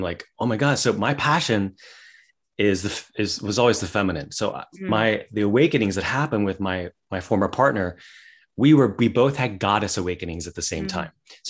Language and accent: English; West Virginia, United States; Well, I grew up in West Virginia. So I grew up with like where it was all hillbilly talk all the time.